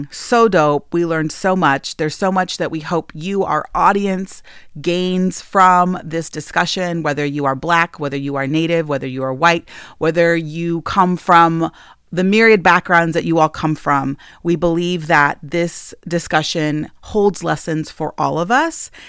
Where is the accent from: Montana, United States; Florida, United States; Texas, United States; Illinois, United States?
Montana, United States; I am a citizen of the Northern Cheyenne Nation